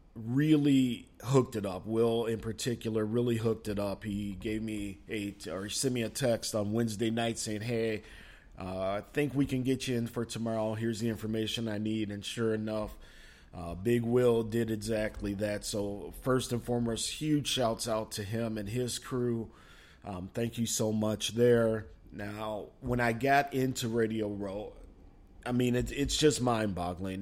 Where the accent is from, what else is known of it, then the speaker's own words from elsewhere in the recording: Minnesota, United States; I'm from Minnesota.